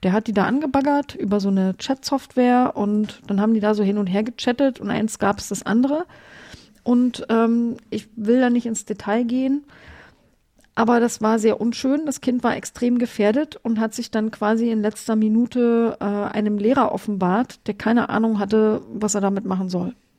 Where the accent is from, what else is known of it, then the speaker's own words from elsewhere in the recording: Germany; ich komme ja aus der DDR. Als die Mauer gefallen ist, war ich 21.